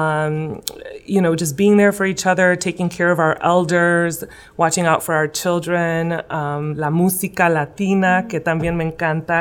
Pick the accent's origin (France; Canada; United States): United States; West Chicago, Illinois; Originally born and raised here in West Chicago